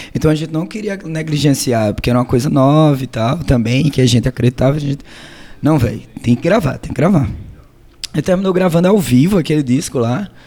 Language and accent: Portuguese; Maceió, Alagoas, Brazil; a gente é de Maceió, Lagoas